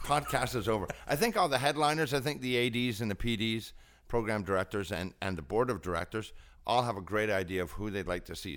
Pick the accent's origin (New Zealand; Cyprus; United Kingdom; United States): United Kingdom; Scotland; also born or lived in Ontario, Canada; now in Canada; I'm Scottish